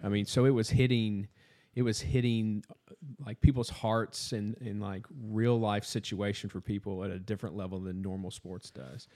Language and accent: English; Southern Indiana, United States; moved away; I'm from Southern Indiana.